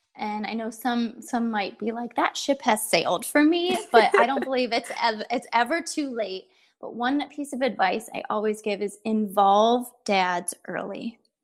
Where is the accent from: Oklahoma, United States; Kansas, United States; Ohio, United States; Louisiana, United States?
Ohio, United States; moved away as an adult; now in Southern California, United States; I'm from Ohio. I am a far far away from home because we live in Southern California now, but um, from Ohio and a farm girl at heart. And I married my high school sweetheart.